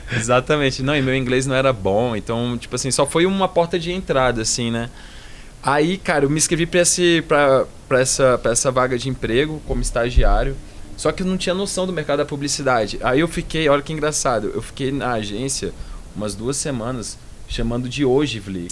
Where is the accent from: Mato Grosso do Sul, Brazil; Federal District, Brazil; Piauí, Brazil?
Federal District, Brazil; Brasília; moved away as an adult; also born or lived in Rio de Janeiro / São Paulo; vamos voltar para Brasília